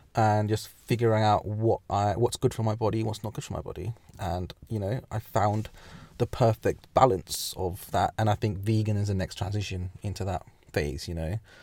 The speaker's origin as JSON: {"language": "English", "region": "England", "country": "United Kingdom", "also_born_or_lived": "Midlands", "said": "we as English people, as in England"}